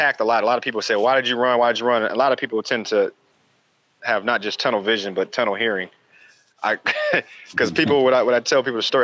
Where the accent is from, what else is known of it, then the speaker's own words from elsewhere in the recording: Detroit, Michigan, United States; I grew up in Detroit